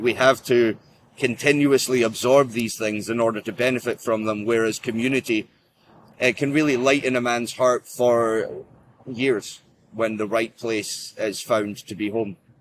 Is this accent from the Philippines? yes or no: no; Scotland, United Kingdom; I am Scottish uh, of uh, of Norse heritage